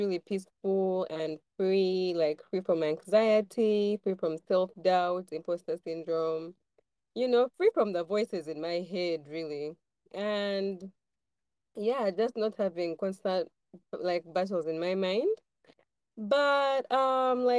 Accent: Kampala, Uganda; I was born in Kampala

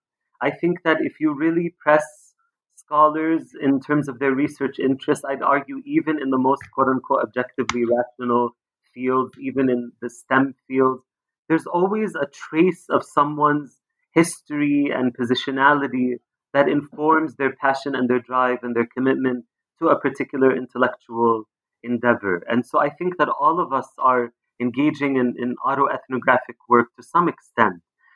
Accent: Palestine; And I'm also Palestinian. I grew up in Palestine.

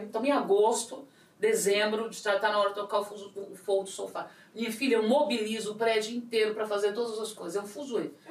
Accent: São Paulo, Brazil; eu sou muito paulista, muito brasileira

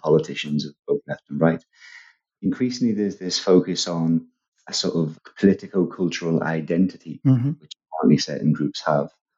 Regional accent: Liverpool, North West England, United Kingdom; a lot of people from Liverpool where I'm from, I've got a sort of Irish Catholic background

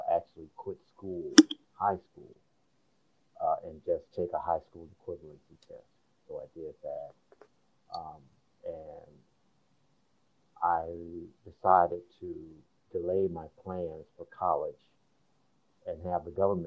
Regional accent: Midwest, United States; now in Washington, D.C., United States; I'm originally from the Midwest. Grew up and reared there

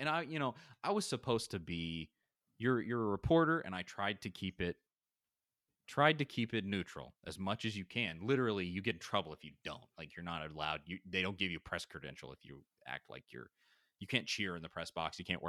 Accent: Knoxville, Tennessee, United States; I mean, I grew up in Knoxville, went to Tennessee twice. I mean, I'm a Tennessee dude.

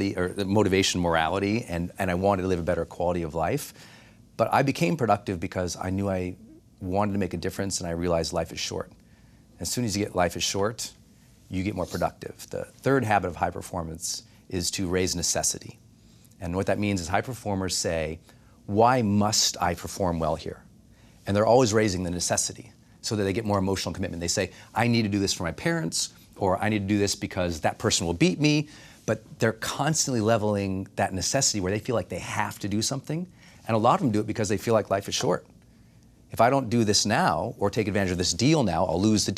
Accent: Butte, Montana, United States; I thought if I ever made $40,000 in my life, no, I'd be rich, because I'm from Butte, Montana.

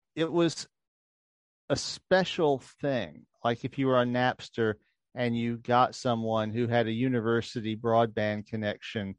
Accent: New Orleans, Louisiana, United States; I grew up in New Orleans

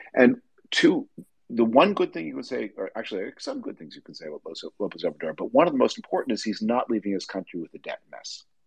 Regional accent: Canada; moved away; I'm from Canada originally

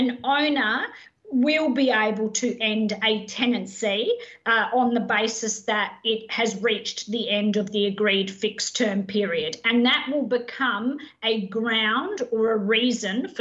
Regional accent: Adelaide, South Australia, Australia; now in Queensland, Australia; I'm not a Queenslander by birth. I'm married to a Queenslander. I'm actually an Adelaide girl, so I've converted.

